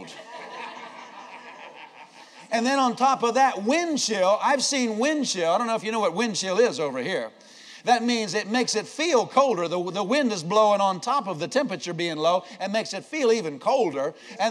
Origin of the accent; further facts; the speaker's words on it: Pennsylvania, United States; also born or lived in Iowa; I grew up in Pennsylvania as a state.